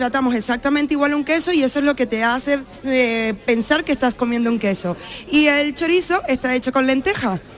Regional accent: Venezuela; Como saben ya todos, pues yo soy venezolana y soy vegana.

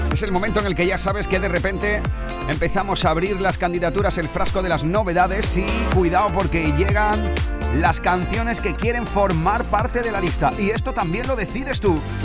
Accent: Andalusia, Spain; ese rincón tan bonito de mi tierra

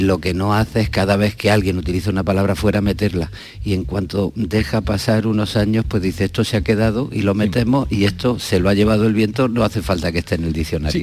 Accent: Andalusia, Spain; Santiago y yo somos andaluces

